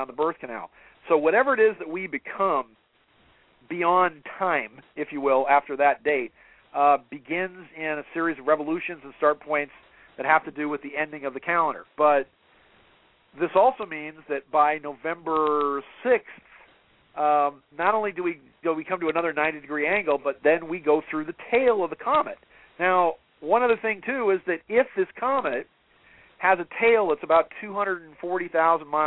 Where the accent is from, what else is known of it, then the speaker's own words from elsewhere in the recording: Atherton, California, United States; I grew up in Atherton up in Northern California.